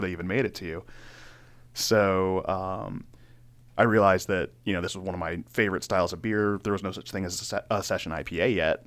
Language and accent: English; Laurel, Maryland, United States; also born or lived in Carroll County, Maryland; I grew up in Maryland. I was in, uh, Laurel most of my life.